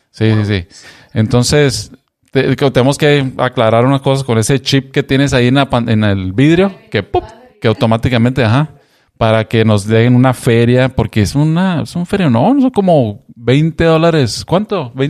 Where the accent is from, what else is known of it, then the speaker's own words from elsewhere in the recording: Mexico; now in Seattle, United States; y pues como buen mexicano, bien organizado, ahorita vamos a ir a correrle.